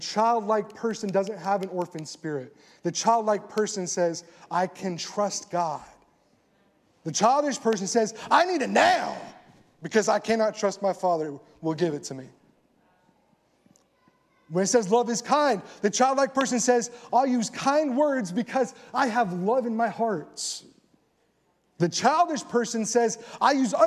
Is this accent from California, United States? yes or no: yes; California, United States; moved away as an adult; also born or lived in Colorado; now in Texas, United States; I'm from California.